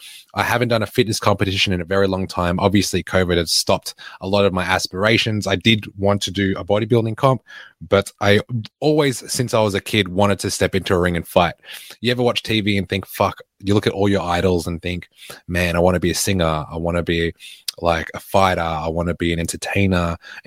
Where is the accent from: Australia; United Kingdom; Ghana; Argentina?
Australia; Altona North, Victoria; I grew up in Altona North, the West of the West.